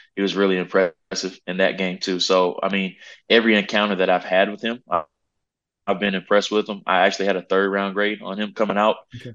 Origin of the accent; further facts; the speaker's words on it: Charlotte, North Carolina, United States; I'm from the Charlotte area